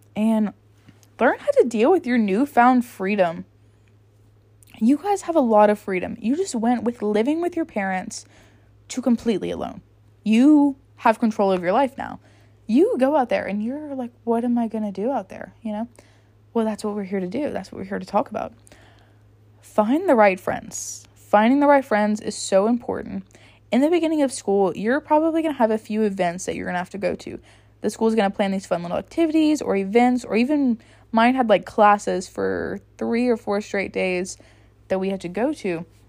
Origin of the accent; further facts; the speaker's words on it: United States; moved away as an adult; now in Baton Rouge, United States; I moved to a different city that was about a hundred miles or so away from my hometown. And I lived in a very, very small hometown.